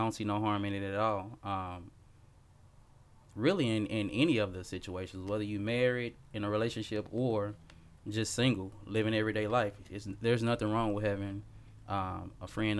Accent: Memphis, Tennessee, United States; now in Nashville, United States; So I'm originally from Memphis, Tennessee. I've been in Nashville for what, going on 20 years. Married with two kids and a wife.

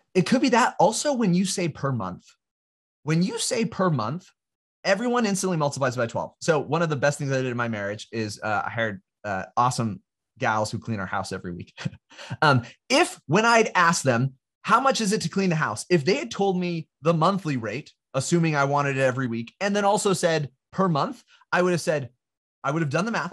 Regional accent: California, United States; I'm from California. I grew up in, and, uh, in California

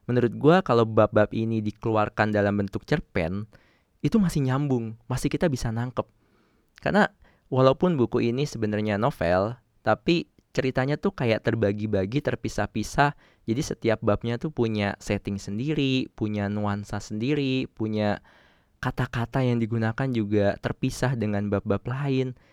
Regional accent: Java, Indonesia; gue sendiri orang Jawa tapi nggak terlalu bisa bahasa Jawa

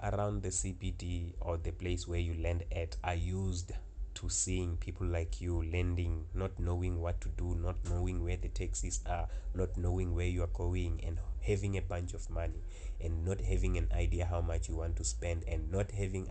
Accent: South Africa; I'm from South Africa.

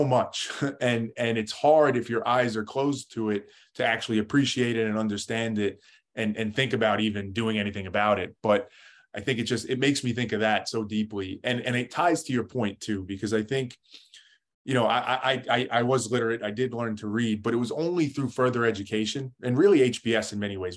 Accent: New York, United States; I lived in kind of a middle-class family in New York, right outside New York City

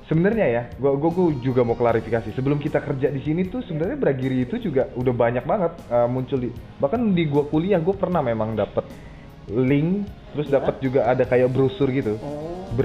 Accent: Jakarta, Indonesia; gue juga orang Jakarta terus nyari kerjaan itu susah banget

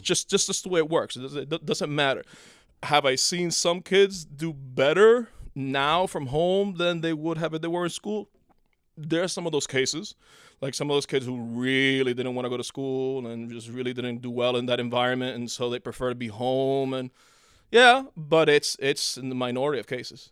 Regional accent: Cuba; moved away; I was born in Cuba and then I came here in nineteen eighty.

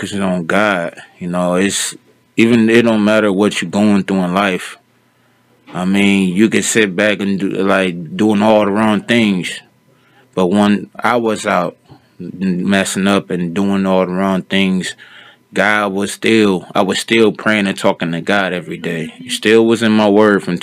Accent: Cleveland, Ohio, United States; now in Stark County, United States; I'm from Cleveland, Ohio. Me and my family moved down here years ago

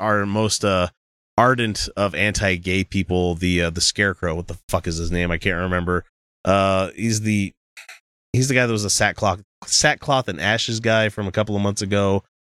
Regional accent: Utah, United States; we hail from the America's most quirky theocracy, Utah

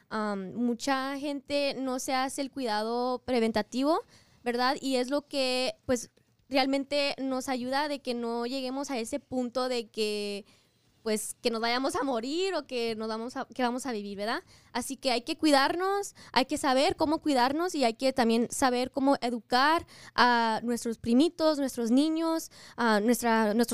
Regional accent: Las Vegas, Nevada, United States; este, nací y crecí aquí en Las Vegas, asistí la prepa Rancho High School y luego asistí um, el CSN y vi la universidad aquí de Las Vegas.

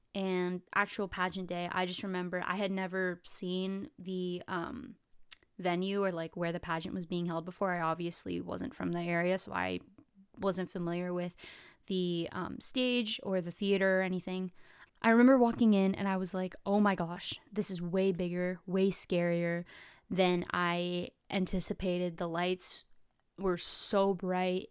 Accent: California, United States; I'm from California

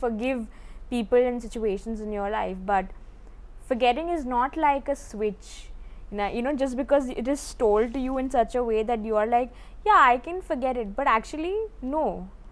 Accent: India; growing up in the Indian context

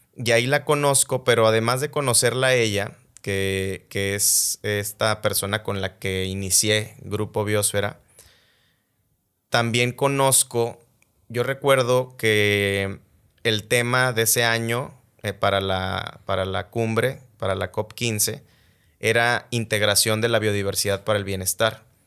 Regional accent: Mexico; como mexicanos tenemos un orgullo

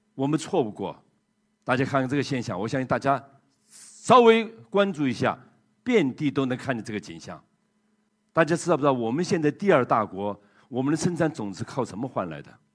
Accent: China; 当时只有我一个中国人的

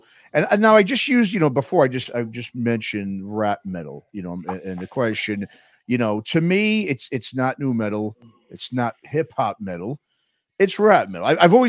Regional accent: New York City, New York, United States; you're a fellow like me, native of New York City, man.

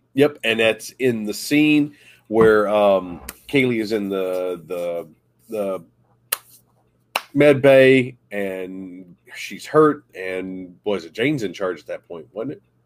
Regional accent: Southern West Virginia, United States; growing up in Southern West Virginia, it wasn't easy

